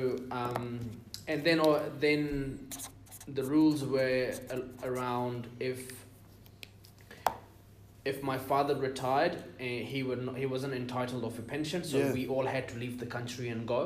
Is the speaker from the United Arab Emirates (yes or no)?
yes; United Arab Emirates; So I'm from the UAE, which is United Arab Emirates. My parents immigrated from Iran to the UAE in the 60s. I was born and raised there.